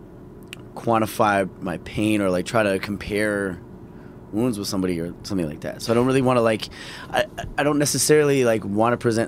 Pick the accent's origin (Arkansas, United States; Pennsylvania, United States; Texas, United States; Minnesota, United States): Minnesota, United States; Minneapolis; I grew up in Minneapolis